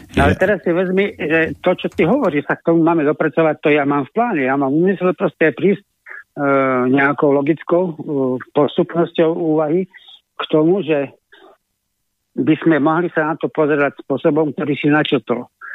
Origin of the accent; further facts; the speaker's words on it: Lieskové, Trenčín Region, Slovakia; u nás v Lieskovom